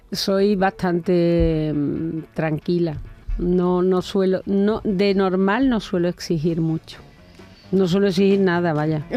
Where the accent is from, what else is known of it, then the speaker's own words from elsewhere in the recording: Cabezas Rubias, Andalusia, Spain; en mi pueblo, en, bueno, en, mi pueblecito Cabeza Rubia, en Huelva, cuando era jovencita